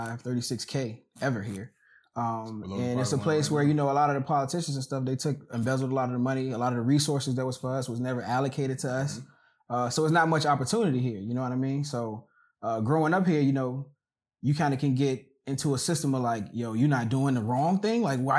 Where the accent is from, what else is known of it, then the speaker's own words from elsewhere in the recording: Petersburg, Virginia, United States; So I'm from Petersburg, Virginia, man. Born, raised, high school, everything here, man. Everything about me is from Petersburg, man.